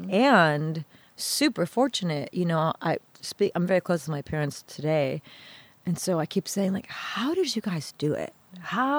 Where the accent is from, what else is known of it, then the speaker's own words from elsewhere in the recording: Farmington Hills, Michigan, United States; also born or lived in Detroit; I grew up in Farmington Hills, and where I grew up was an extraordinarily diverse communities